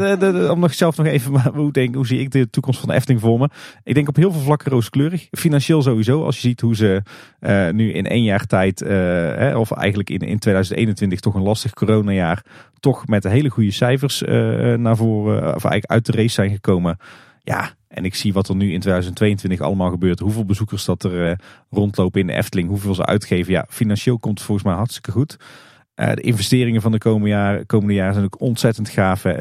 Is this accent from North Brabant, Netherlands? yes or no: yes; Kaatsheuvel, North Brabant, Netherlands; We komen natuurlijk alle drie uit Kaatsheuvel.